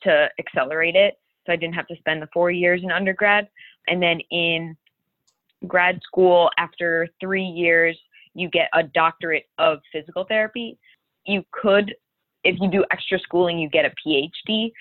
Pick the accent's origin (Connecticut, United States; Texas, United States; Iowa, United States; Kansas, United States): Connecticut, United States; Enfield; I grew up in Enfield, Connecticut